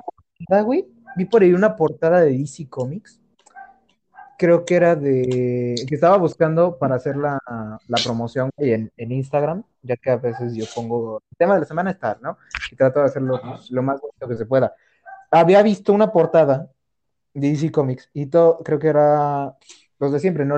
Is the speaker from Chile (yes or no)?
no; Mexico; como buena casa mexicana